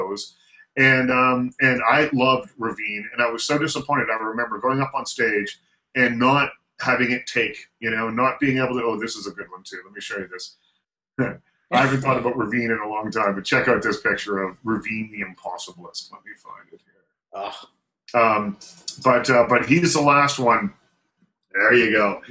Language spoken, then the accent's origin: English; Nova Scotia, Canada; I grew up in Nova Scotia